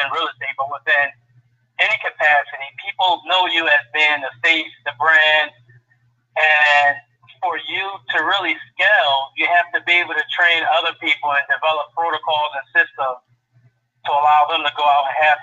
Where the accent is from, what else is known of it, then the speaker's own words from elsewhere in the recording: Philadelphia, Pennsylvania, United States; I'm born and raised in North Philadelphia, went off into the Marine Corps for many years